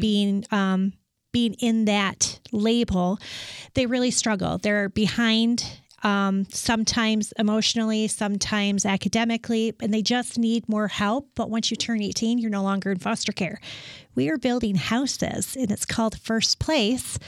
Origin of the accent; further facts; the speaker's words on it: West Michigan, United States; moved away as an adult; also born or lived in Pittsburgh / Dallas; I was born and raised in West Michigan.